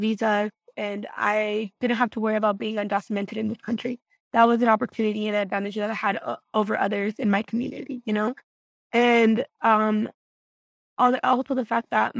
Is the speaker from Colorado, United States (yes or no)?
yes; Greeley, Colorado, United States; also born or lived in Guanajuato, Mexico; here in my hometown, Greeley. So, growing up, we would drive by the university all the time